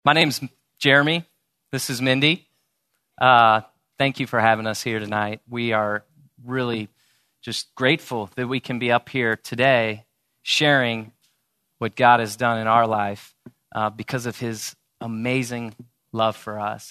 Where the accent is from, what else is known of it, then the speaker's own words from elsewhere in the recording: St. Louis, Missouri, United States; moved away as an adult; also born or lived in Columbia, Missouri; now in Dallas, United States; I grew up in Saint Louis, Missouri.